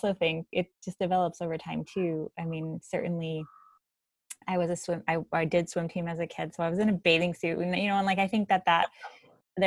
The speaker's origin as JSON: {"language": "English", "area": "3 hours north of Los Angeles", "region": "California", "country": "United States", "tie": "born or raised there", "said": "I grew up in California, that I was 3 hours north of Los Angeles"}